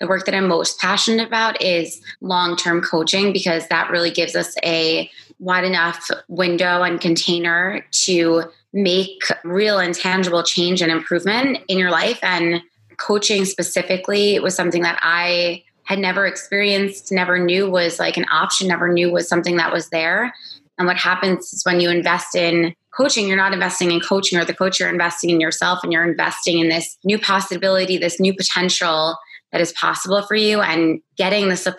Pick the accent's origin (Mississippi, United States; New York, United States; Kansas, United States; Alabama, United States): New York, United States; Roslyn; now in Los Angeles, United States; I grew up in Roslyn, New York, in Long Island, and I currently live in Los Angeles, California